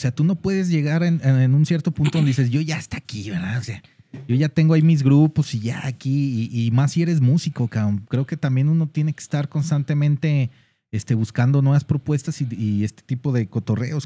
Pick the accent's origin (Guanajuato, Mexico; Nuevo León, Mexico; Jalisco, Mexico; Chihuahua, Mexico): Jalisco, Mexico; Guadalajara; nosotros como tapatíos